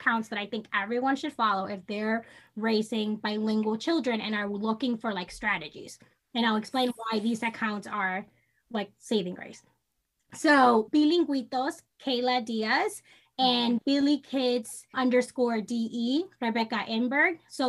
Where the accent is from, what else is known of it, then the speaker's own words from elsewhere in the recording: Dominican Republic; first language Spanish; English is a second language; also born or lived in New York; now in United States; I grew up in the Dominican Republic, and my parents, literally their strategy was like, they sent me to school, and my school was bilingual. And so I learned English in school.